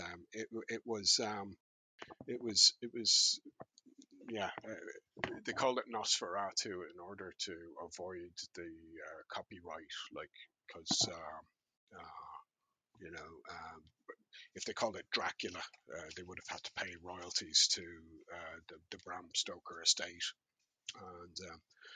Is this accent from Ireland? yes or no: yes; Dublin, Leinster, Ireland; I grew up in Raheny